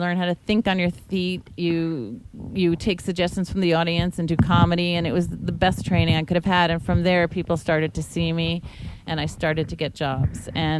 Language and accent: English; Long Island, New York, United States; also born or lived in Los Angeles; now in Newport Beach, United States; I'm actually from Long Island. I used to talk like this.